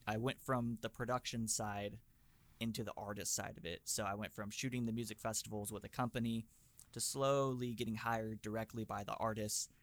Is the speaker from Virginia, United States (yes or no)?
no; Fresno, California, United States; moved away as an adult; also born or lived in Los Angeles; I'm from Fresno, which is like right in the center of California